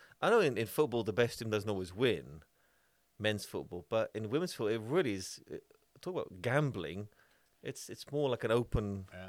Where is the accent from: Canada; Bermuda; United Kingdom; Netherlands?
Netherlands